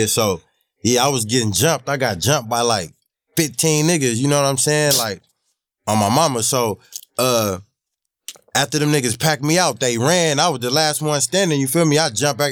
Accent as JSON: {"language": "English", "town": "Los Angeles", "region": "California", "country": "United States", "tie": "born or raised there", "said": "I grew up on Crenshaw Slaughter"}